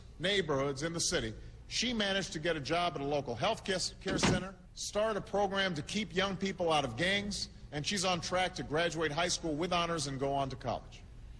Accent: Chicago, Illinois, United States; And then there's Chantel Steve from my hometown of Chicago, Illinois.

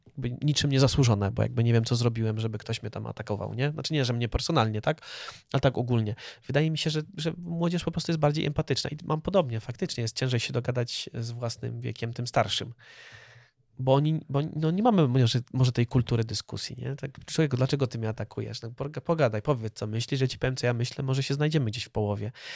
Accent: Poland; my wyrośliśmy w polskiej kulturze

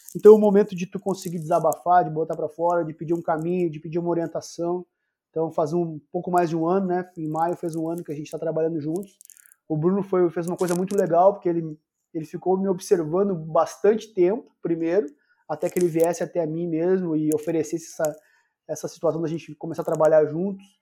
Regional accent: Santiago, Rio Grande do Sul, Brazil; moved away; also born or lived in Porto Alegre / Belo Horizonte; Eu sou de Santiago, lá onde tem a Copa Santiago

